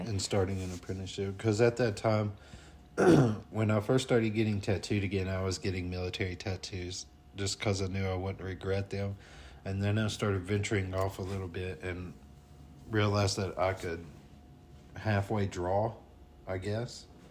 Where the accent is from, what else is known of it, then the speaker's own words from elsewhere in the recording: North Alabama, United States; accent: twang; moved away as an adult; now in Colorado, United States; I'm from North Alabama